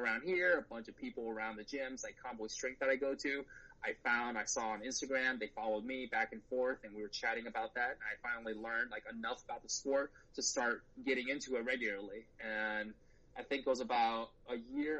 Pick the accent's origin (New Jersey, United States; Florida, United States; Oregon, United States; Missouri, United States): Missouri, United States; St. Louis; also born or lived in China / Michigan; I came to the U.S. when I was 7. I grew up in St. Louis, Missouri, so I'm a Midwesterner through and through